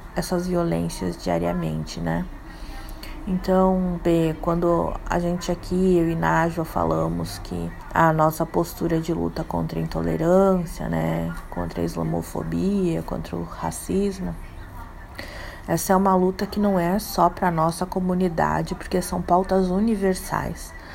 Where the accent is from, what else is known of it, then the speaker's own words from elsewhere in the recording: Brazil; eu sou brasileira